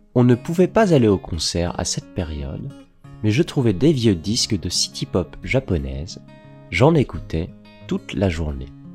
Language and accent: French; Paris, Île-de-France, France; also born or lived in Strasbourg; je suis né en janvier à Paris.